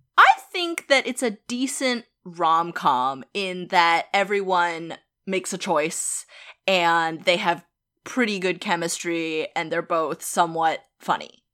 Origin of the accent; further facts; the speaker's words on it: Boston, Massachusetts, United States; we're from Boston